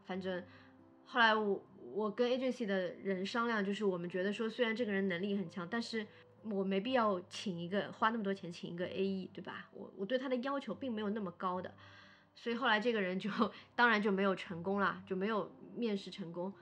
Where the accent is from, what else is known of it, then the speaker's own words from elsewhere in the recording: Shanghai, China; 我是上海人